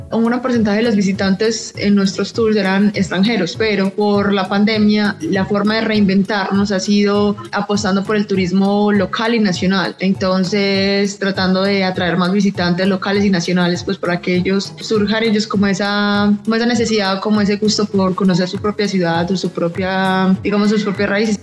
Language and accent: Spanish; Medellín, Antioquia, Colombia; lo que nos representa como cultura antioqueña